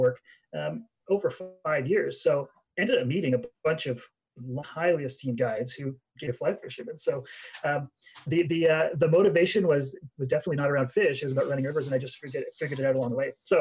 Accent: Pembroke, Ontario, Canada; moved away as an adult; also born or lived in Smithers, British Columbia; I am in my town I grew up in. So I'm in Pembroke, Ontario is where my farm was.

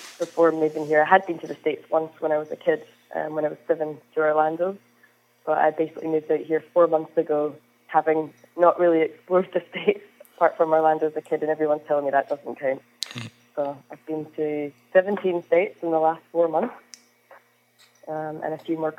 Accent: Isle of Lewis, Hebrides, Scotland, United Kingdom; accent: Scottish; I am Scottish. Not Irish, as many people seem to think I am. But I'm Scottish. I was born in the Hebrides in the Isle of Lewis, which is basically a pretty remote part of Scotland on the west coast. Growing up there

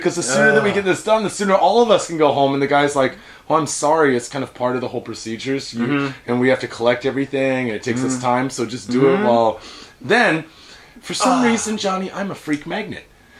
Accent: Idaho, United States; In the case of, I'm from Idaho.

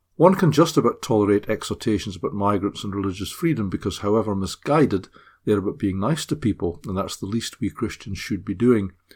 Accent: Scotland, United Kingdom; now in Middlesbrough, United Kingdom; I'm a Scot

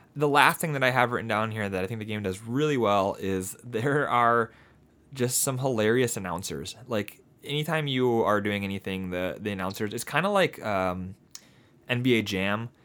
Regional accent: near Detroit, Southeast Michigan, United States; we are from the Southeast Michigan area.

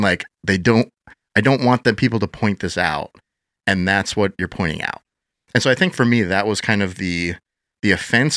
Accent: Madison, Wisconsin, United States; I grew up, uh, born and raised in Wisconsin, Madison area

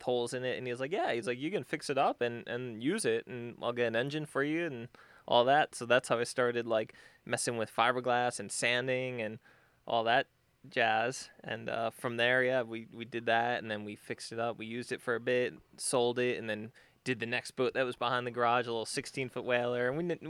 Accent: Long Island, New York, United States; Yeah, I grew up in Long Island, New York. So I grew up summertime going to the beach, you know, on center consoles and stuff like that, just playing around the water.

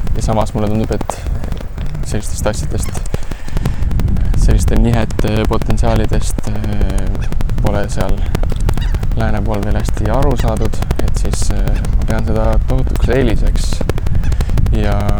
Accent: Estonia; also born or lived in Lausanne, Switzerland; kus ma pärit olen

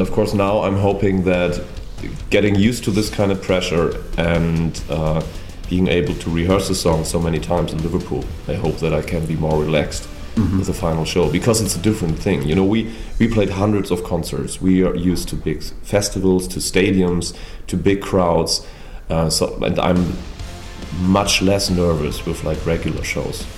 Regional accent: Munich, Bavaria, Germany; moved away; also born or lived in Hamburg; I grew up in Munich

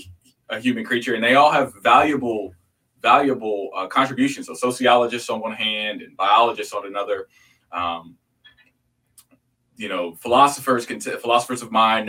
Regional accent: outside of Chicago, Illinois, United States; also born or lived in Hampton, Virginia / Houston, Texas / Wheaton, Illinois; now in Dallas, United States; I was born outside of Chicago

